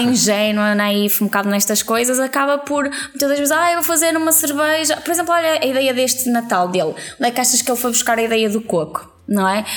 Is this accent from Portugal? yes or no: yes; Vila Nova de Gaia, Norte, Portugal; nós somos de Gaia